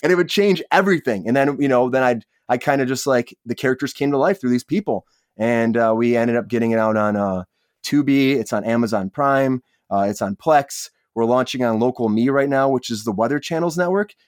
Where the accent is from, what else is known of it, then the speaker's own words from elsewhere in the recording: Michigan, United States; now in Los Angeles, United States; I'm originally from Michigan. I moved out to Los Angeles to pursue acting